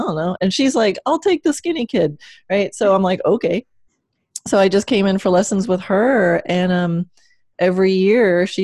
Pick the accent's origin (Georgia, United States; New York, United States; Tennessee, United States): New York, United States; Long Island; moved away as an adult; also born or lived in Kansas; now in Florida, United States; I was born in Kansas, but grew up on Long Island since I was four and didn't come to Florida till 2003.